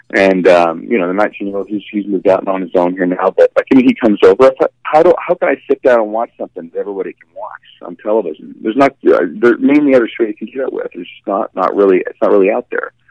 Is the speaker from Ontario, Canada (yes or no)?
no; Vancouver, British Columbia, Canada; I'm from Vancouver in Canada